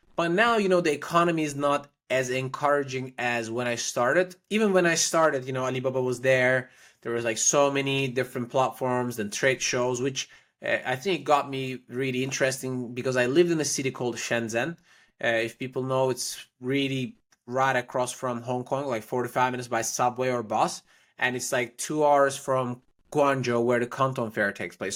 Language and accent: English; Istanbul, Turkey; moved away as an adult; also born or lived in Paris, France / Prague, Czech Republic / China; now in Miami, United States; I was born in Istanbul, Turkey.